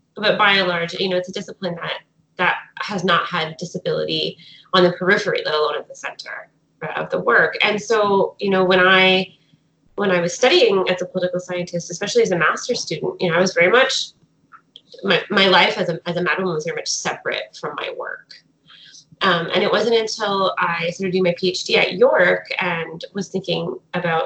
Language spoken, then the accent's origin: English; Fredericton, New Brunswick, Canada; moved away; I'm currently in New Brunswick, in my hometown of Fredericton.